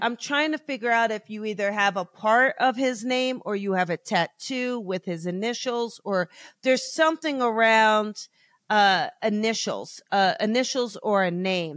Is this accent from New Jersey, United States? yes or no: yes; New Jersey, United States; now in Los Angeles, United States; I grew up in New Jersey, South Jersey